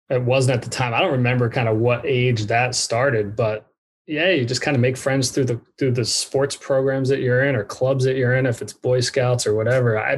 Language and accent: English; New York, United States; born there; also born or lived in Dallas, United States / Orange County, United States; I was born in New York, uh, and then I went to Dallas, Texas, and then I went to Orange County, California. Pretty much two years in each place, uh, and then second grade we relocated back east.